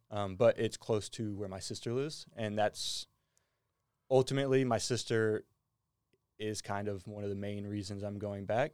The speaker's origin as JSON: {"language": "English", "town": "Bellville", "region": "Texas", "country": "United States", "moved": "as an adult", "lives_now": "Australia", "said": "I say I'm from Houston. I'm actually from about an hour outside of Houston in a small little town. Um, it's called Belleville, Texas."}